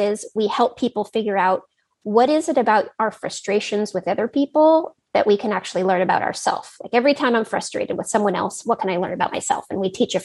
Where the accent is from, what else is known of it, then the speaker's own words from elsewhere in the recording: Silicon Valley, California, United States; I grew up in Silicon Valley